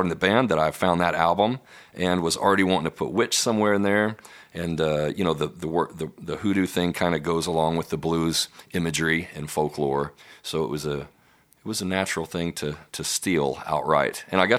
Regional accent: Denison, Texas, United States; moved away; I came from the Texoma area, which is Denison up there right on the Oklahoma border. Close to Oklahoma as you can get.

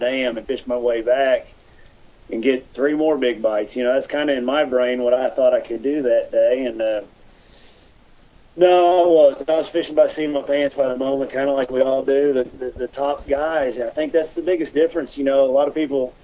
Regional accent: Oklahoma, United States; I'm from Oklahoma

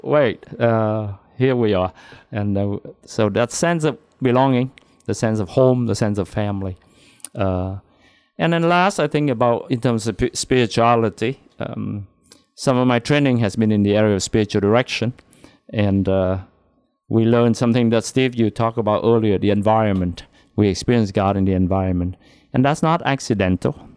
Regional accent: Da Lat, Lâm Đồng, Vietnam; moved away as an adult; My hometown is Dalat, Vietnam.

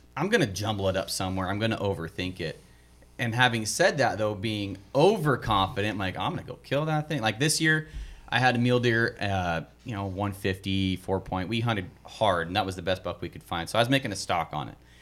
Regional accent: the East, United States; I'm a hunter from East

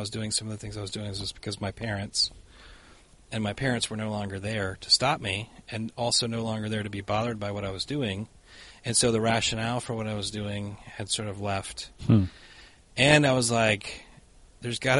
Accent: the South, United States; moved away as an adult; also born or lived in Boston, Massachusetts; now in Minnesota, United States; I grew up in the South, so you go to the church all the time

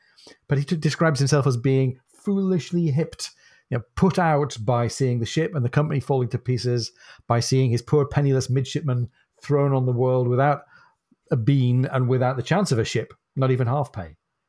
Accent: the north of England, United Kingdom; accent: northern; That's my northern accent failing to rhyme brass and arse.

